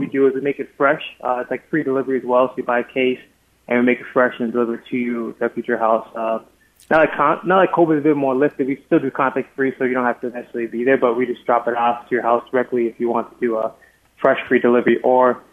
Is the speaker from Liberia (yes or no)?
yes; Liberia; now in United States; I'm originally not from this country. So I'm actually from Liberia originally. I'm actually an immigrant, like a refugee